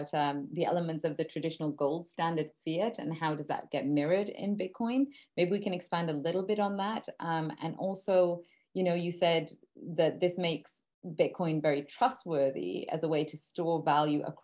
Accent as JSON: {"language": "English", "region": "England", "country": "United Kingdom", "tie": "born or raised there", "also_born_or_lived": "Canada", "moved": "yes", "lives_now": "Germany", "said": "I was born in England, I moved to Canada, bought property there, moved to Germany, working here"}